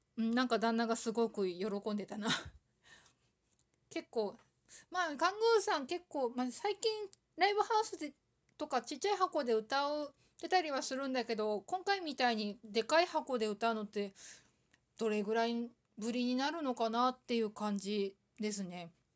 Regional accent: Aomori, Japan; 青森県生まれだけど

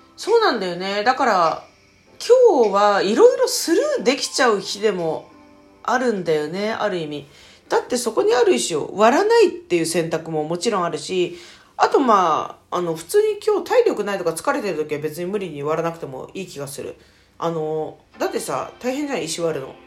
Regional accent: Tokyo, Japan; accent: Edo dialect; 私もともとあの、東京出身で自分の方言は江戸弁っていう方言なんですけど

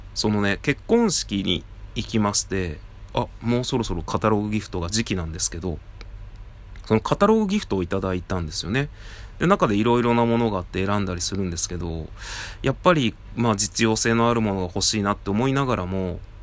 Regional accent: Tajimi, Gifu, Japan; moved away as an adult; also born or lived in Nagano; 僕の実家は、岐阜県の多治見というところなんですが

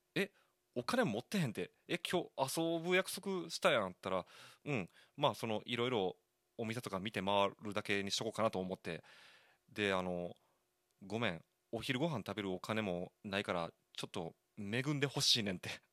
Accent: Koka, Shiga, Japan; also born or lived in Osaka; 滋賀県甲賀市、信楽町出身と言いますか、生まれは大阪なんですよ。で、小さい頃に、まあ、滋賀県信楽町に引っ越しましてですね。

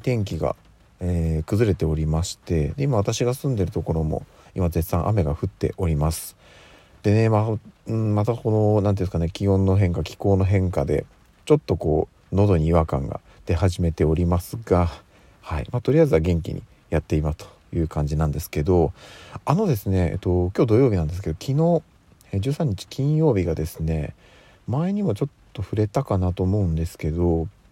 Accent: Tokyo, Japan; 私はあの、東京に、まあ、生まれ育って、えー、今に至るわけなんですけども

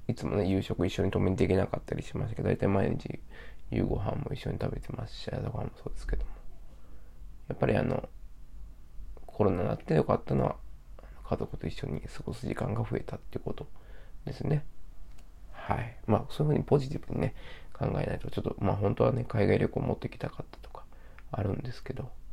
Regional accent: Osaka, Japan; moved away; 私は大阪出身なんですけど

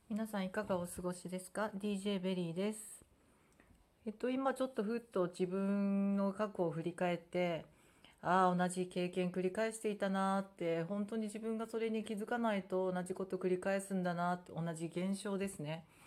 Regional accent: Japan; first language Japanese; もともとね生まれ育ったのが日本で日本人ですから

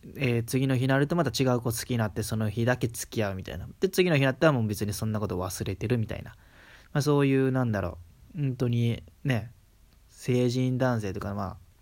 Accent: Kansai, Japan; accent: Kansai dialect; 普通に関西、関西出身だから、まあ、関西名ベラベラなんですけど

